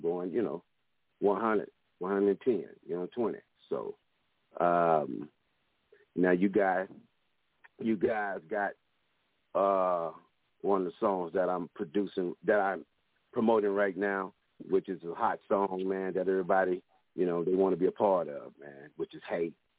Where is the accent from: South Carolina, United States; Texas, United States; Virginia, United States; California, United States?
Texas, United States; Dallas; I'm from Dallas, Texas